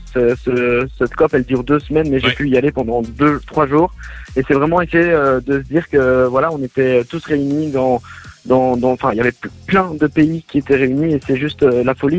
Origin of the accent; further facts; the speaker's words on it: Belgium; moi, je suis belge